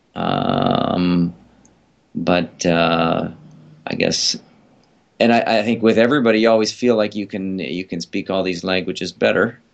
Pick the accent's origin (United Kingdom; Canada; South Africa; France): Canada; Vancouver, British Columbia; also born or lived in Japan; once we were back here in Vancouver, I remember being in school